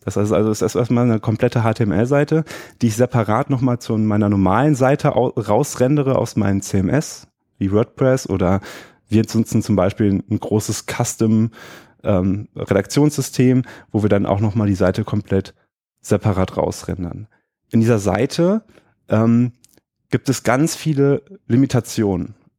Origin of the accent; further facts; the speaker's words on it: Düsseldorf, North Rhine-Westphalia, Germany; Hier in Düsseldorf, wo ich herkomme